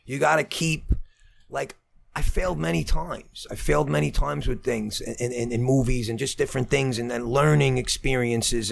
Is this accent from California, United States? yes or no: no; Brooklyn, New York, United States; I'm from Brooklyn